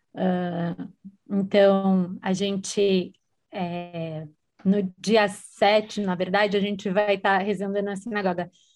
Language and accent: Portuguese; Brazil; eu sou brasileira, mulher, judia